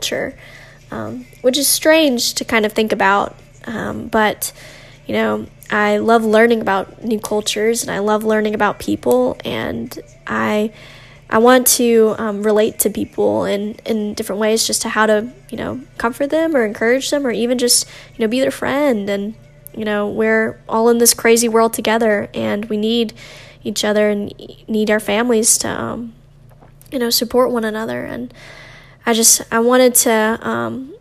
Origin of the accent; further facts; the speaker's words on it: United States; also born or lived in China; My mom adopted me when I was about 10 months old, and then she brought me over to the U.S., United States, and raised me as her own daughter